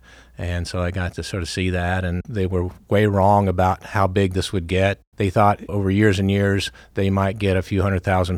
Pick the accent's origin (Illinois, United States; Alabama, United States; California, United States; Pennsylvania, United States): Alabama, United States; Millbrook; He ended up, his last station was in Montgomery, Alabama, so we lived in a little town just outside of Montgomery called Millbrook